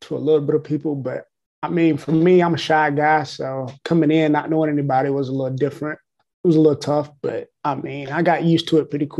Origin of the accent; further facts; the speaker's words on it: Gaffney, South Carolina, United States; also born or lived in Blacksburg, South Carolina; I'm from Gaffney. I went to Gaffney Middle